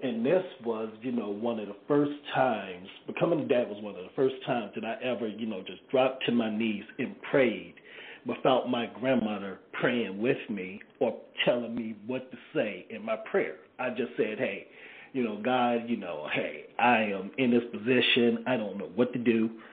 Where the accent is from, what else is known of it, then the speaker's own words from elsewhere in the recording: Greensboro, North Carolina, United States; my hometown newspaper, the Greensboro News and Record